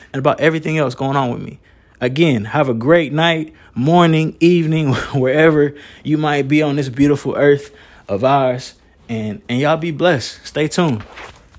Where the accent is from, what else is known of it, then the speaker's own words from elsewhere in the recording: Moore County, North Carolina, United States; I'm from Moore County, North Carolina